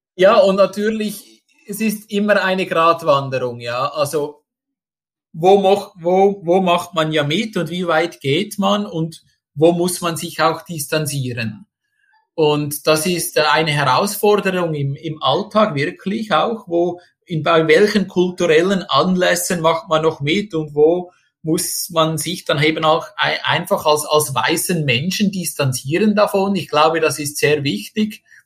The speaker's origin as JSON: {"language": "German", "country": "Switzerland", "moved": "as an adult", "lives_now": "Indonesia", "said": "ich als Schweizer"}